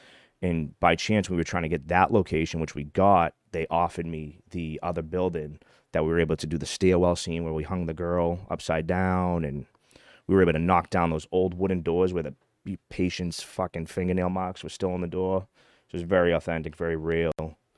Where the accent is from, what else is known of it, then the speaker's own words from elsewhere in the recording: Charlestown, Massachusetts, United States; So they're tearing down the Bunker Hill projects that I grew up in Charlestown.